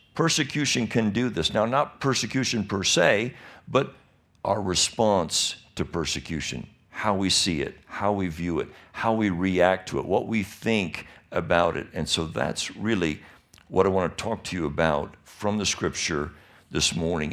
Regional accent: Michigan, United States; now in California, United States; I was born and raised in Michigan.

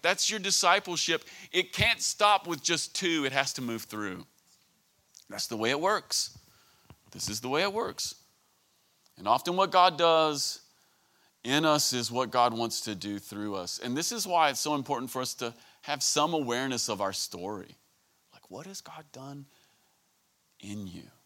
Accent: United States; I'm from Greene County

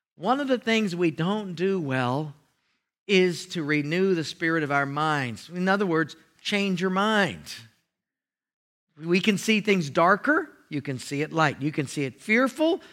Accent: Hawaii, United States; it was a housing where I grew up in Hawaii, very tough

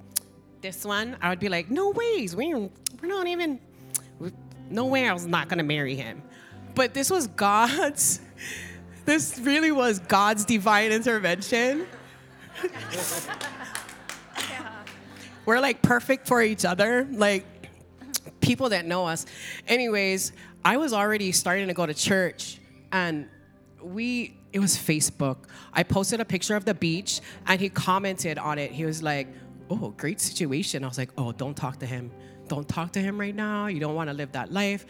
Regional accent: Kauai, Hawaii, United States; also born or lived in California; I moved from California and came back here to Kauai

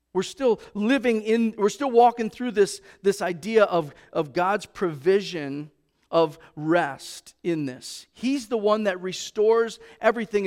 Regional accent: Racine, Wisconsin, United States; now in Kimberly, United States; I grew up in Racine

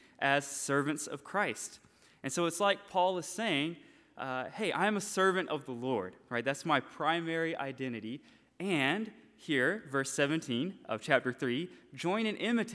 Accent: Franklin, Georgia, United States; moved away as an adult; also born or lived in LaGrange, Georgia; now in Japan; I'm from Franklin. I was born in LaGrange

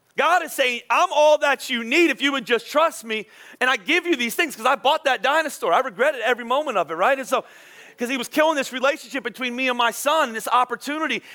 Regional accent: Philadelphia, Pennsylvania, United States; I'm from Philadelphia

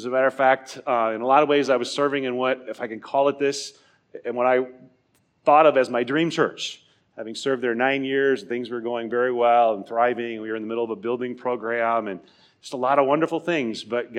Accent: Nebraska, United States; moved away; I grew up in Nebraska.

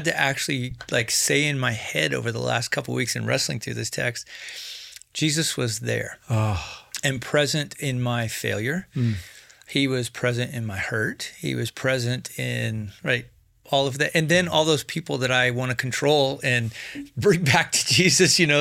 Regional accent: Wyoming, United States; I'm from Wyoming

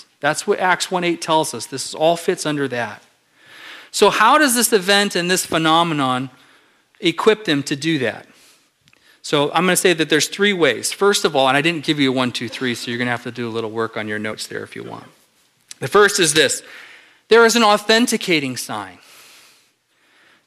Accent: Southern California, United States; moved away; I grew up in Southern California

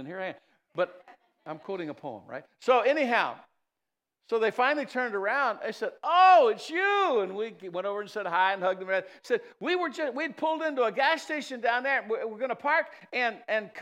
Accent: East Chicago Heights, Illinois, United States; moved away; I grew up in East Chicago Heights for a while.

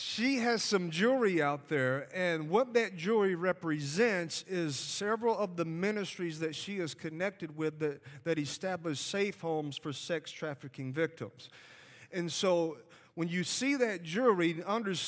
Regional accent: Alabama, United States; accent: Southern; You could tell by my accent, I am from the South. I am from Alabama

